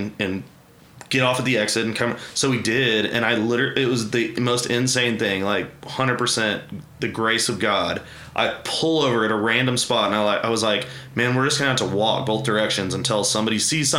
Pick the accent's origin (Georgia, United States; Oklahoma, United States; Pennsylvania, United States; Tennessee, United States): Oklahoma, United States; Edmond; also born or lived in Las Vegas; I grew up in Edmond, went to Memorial